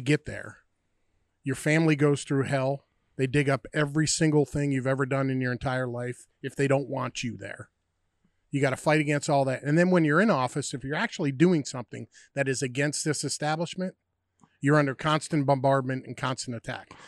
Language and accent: English; United States; also born or lived in New York / Pennsylvania; me growing up in New York and Pennsylvania